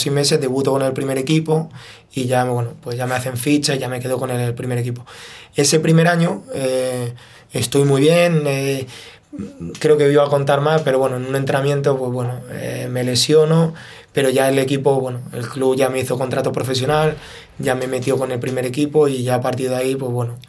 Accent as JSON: {"language": "Spanish", "town": "Fuenlabrada", "region": "Community of Madrid", "country": "Spain", "tie": "born or raised there", "said": "yo me crié en Fuenlabrada"}